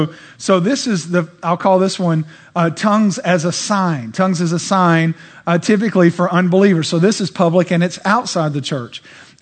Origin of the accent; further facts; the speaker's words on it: Bulgaria; And I know because I'm from Bulgaria, and I was praying and asking God what to do when I went back to Bulgaria